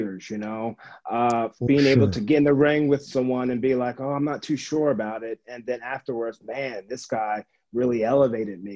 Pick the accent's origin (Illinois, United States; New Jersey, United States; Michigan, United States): New Jersey, United States; moved away as an adult; also born or lived in Tampa / Miami; Jersey is where I grew up